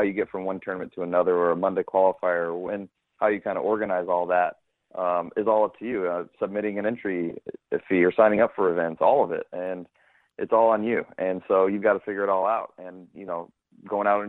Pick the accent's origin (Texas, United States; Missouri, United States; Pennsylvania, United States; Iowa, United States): Missouri, United States; St. Louis; also born or lived in New Orleans, Louisiana; I grew up in St. Louis and grew up playing Whitmore Country Club